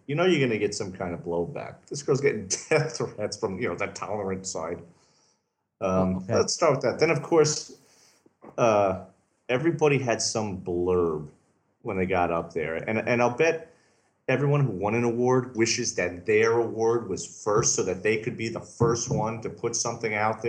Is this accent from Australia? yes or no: yes; Australia; I am from Down Under originally.